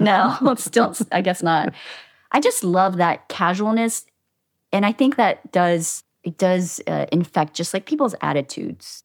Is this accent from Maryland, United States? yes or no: yes; Havre de Grace, Maryland, United States; moved away as an adult; also born or lived in Boston / Philadelphia; now in Los Angeles, United States; So I grew up in Maryland